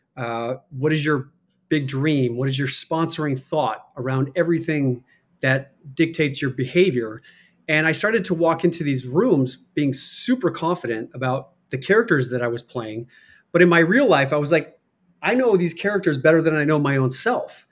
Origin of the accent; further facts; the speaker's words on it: Chicago, Illinois, United States; accent: Chicago; also born or lived in Michigan / Iowa; I was born in Michigan, moved to Chicago, grew up as you know, I was grew up in the the Catholic Church, went to Catholic grade school, grew up a Chicago Bears fan